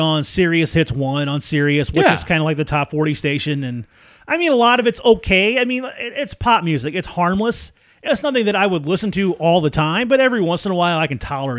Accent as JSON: {"language": "English", "area": "Franklin County", "region": "Missouri", "country": "United States", "tie": "born or raised there", "said": "Growing up in Franklin County"}